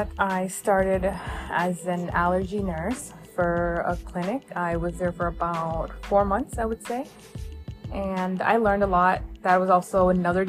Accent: New Jersey, United States; I am from New Jersey

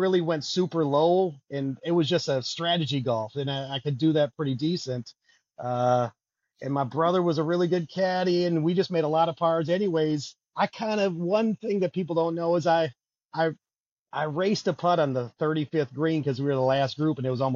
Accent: Milwaukee, Wisconsin, United States; I'm from Milwaukee, so all of my, you know, I got a close family and friends, you know, went to MPS, Milwaukee Vincent, so all my best friends from high school

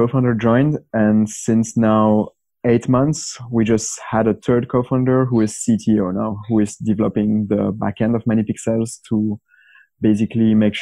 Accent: Belgium; I'm from Belgium

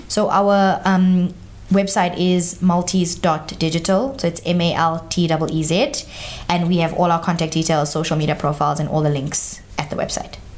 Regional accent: Johannesburg, Gauteng, South Africa; if I see myself as Indian, South African, I'm just in Johannesburg

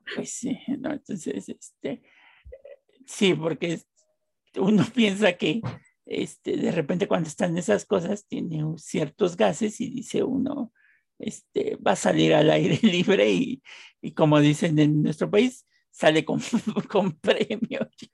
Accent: Mexico; Los que somos mexicanos

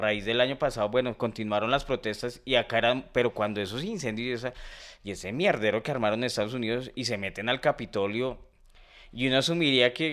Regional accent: Colombia; ¿cómo niego que soy colombiano? O sea, ¿cómo, o sea, yo amo mi país

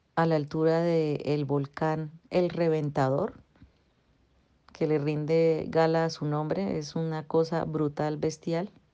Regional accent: Bucaramanga, Santander, Colombia; Yo volví a, Bucaramanga, a mi ciudad natal, de donde soy

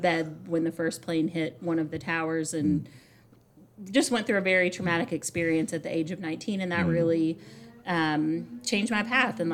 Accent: Southern Indiana, United States; also born or lived in New Albany, Indiana / Louisville, Kentucky; So I'm from Southern Indiana. Mm-hmm. My family's from New Albany for several generations.

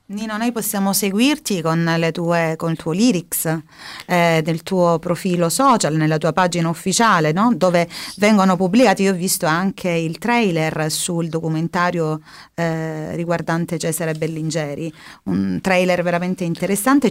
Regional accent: Polistena, Calabria, Italy; io sono, per esempio, di Polistena

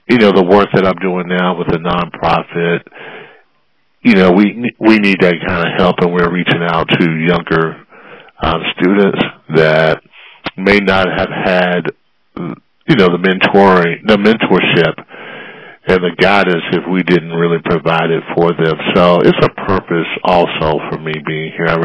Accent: South Carolina, United States; also born or lived in Florida / Arizona; I'm born and raised in South Carolina. Went to Clemson University

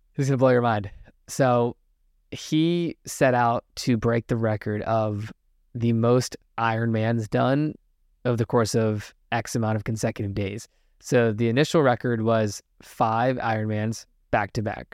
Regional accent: Richmond, Virginia, United States; my hometown in Richmond, Virginia

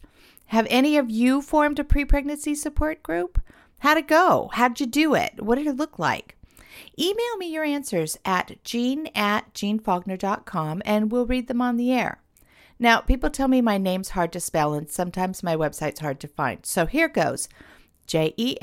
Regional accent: Los Angeles, California, United States; I lived in Hollywood myself. I grew up in Los Angeles

